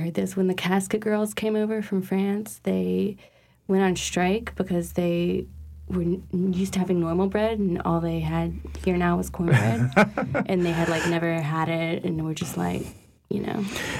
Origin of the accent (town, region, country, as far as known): Attakapas district, Louisiana, United States; born or raised there